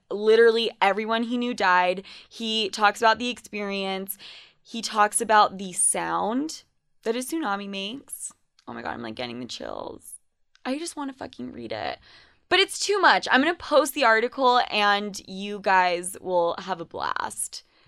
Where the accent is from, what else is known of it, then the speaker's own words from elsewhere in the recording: Utah, United States; also born or lived in New York; I was considered Spanish as fuck in high school growing up in Utah.